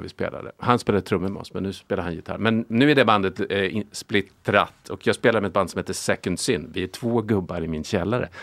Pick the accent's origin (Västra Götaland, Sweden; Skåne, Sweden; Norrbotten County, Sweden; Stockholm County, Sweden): Stockholm County, Sweden; Lidingö; Jag är uppvuxen på Lidingö